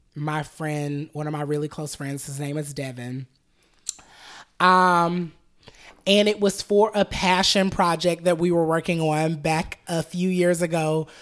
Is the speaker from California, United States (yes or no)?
no; Atlanta, Georgia, United States; I grew up in Southwest Atlanta off Cascade Road